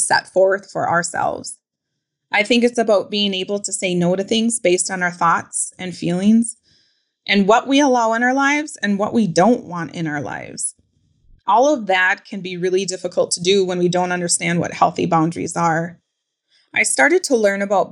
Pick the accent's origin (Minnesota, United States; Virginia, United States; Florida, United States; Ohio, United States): Minnesota, United States; Pine County; I currently reside in the urban area, but I'm still very much a part of my hometown, which is located in Pine County.